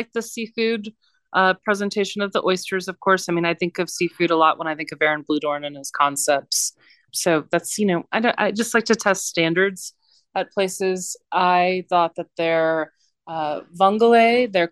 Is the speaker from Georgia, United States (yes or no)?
no; Houston, Texas, United States; I grew up in and around Rice Village